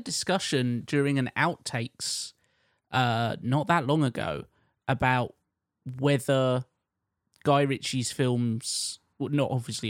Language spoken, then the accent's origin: English; London, United Kingdom; I'm technically a Londoner, I don't know all of the city that well, especially the East End